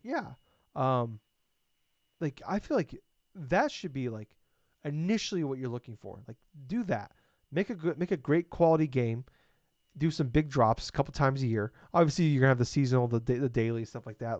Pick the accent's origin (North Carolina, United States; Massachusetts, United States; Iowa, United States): Iowa, United States; I'm from Iowa